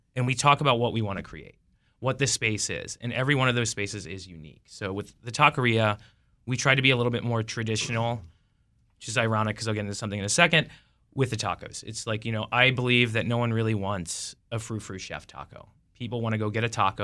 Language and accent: English; Chicago, Illinois, United States; now in Washington, D.C., United States; I'm from Chicago.